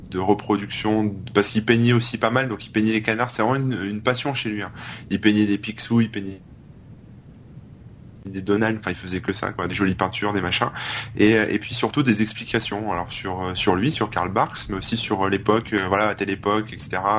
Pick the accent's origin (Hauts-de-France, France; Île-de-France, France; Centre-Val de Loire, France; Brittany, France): Hauts-de-France, France; ouais, ouais, bah oui, mais je viens du Nord, moi, tu sais